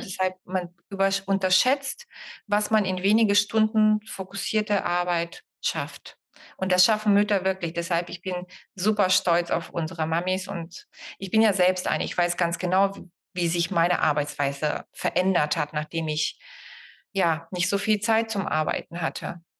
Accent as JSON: {"language": "German", "country": "Bulgaria", "moved": "yes", "lives_now": "Germany", "said": "Ich bin ja Bulgarin, deshalb kann ich das so sagen und lebe seit 30 Jahren hier"}